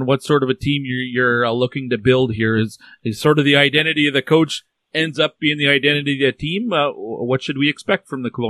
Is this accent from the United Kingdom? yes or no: no; Canada; I'm in Canada. I'm Canadian